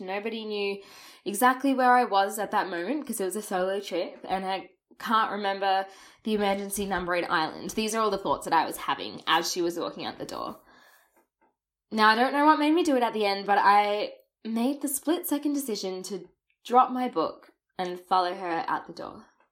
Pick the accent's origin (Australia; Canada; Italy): Australia; first language English; clearly my accent and overuse of the word mate didn't give away that I was a native English speaker.